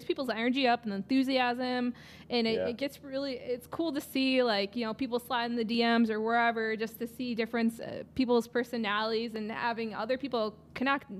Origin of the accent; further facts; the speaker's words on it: Wisconsin, United States; I'm originally from Wisconsin